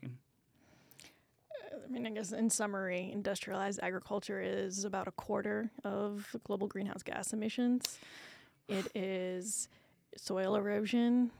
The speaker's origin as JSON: {"language": "English", "region": "Iowa", "country": "United States", "tie": "born or raised there", "moved": "yes", "lives_now": "Houston, United States", "said": "I grew up in Iowa"}